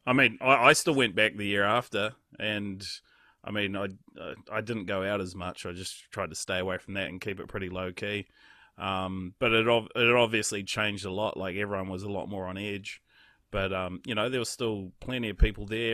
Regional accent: Raglan, Waikato, New Zealand; growing up in a place like Raglan, which is, like, the epicenter of surfing, in New Zealand

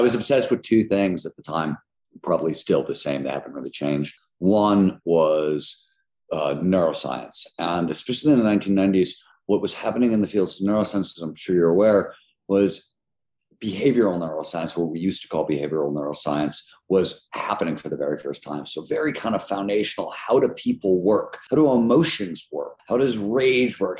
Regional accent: Cleveland, Ohio, United States; I grew up in Cleveland, Ohio in the 70s.

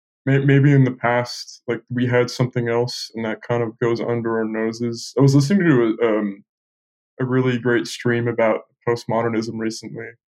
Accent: England, United Kingdom; also born or lived in Bay Area, United States; But, you know, I finished growing up in England. I was still young. I was still in my formative years. I didn't finish growing up in the Bay Area. I finished in England.

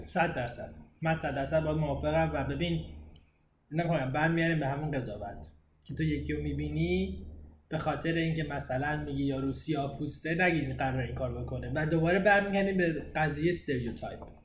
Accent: Iran; now in Canada; ایرانیم ایران در دید من چیه همون جایی که بزرگ شدم

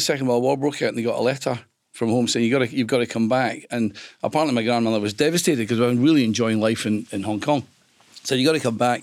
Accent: Greenock, Scotland, United Kingdom; moved away as an adult; also born or lived in London; I was one of six kids, and we grew up in Greenock.

